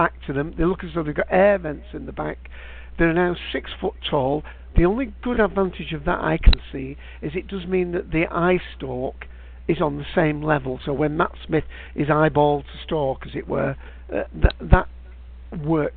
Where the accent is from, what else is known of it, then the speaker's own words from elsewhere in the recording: United Kingdom; for me as a Brit